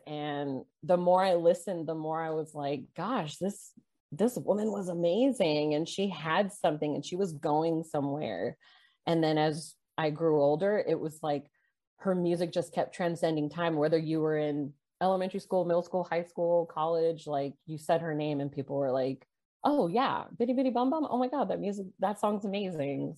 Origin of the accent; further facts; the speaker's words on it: Corpus Christi, Texas, United States; also born or lived in California; when I moved to Corpus Christi in fifth grade, which I think was around 95